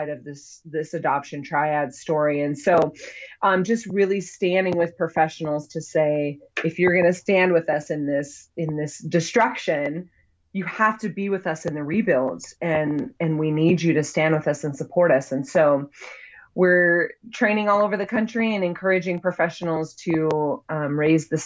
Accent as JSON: {"language": "English", "region": "Utah", "country": "United States", "tie": "born or raised there", "said": "So I grew up here in Utah, that has a very strong religious culture"}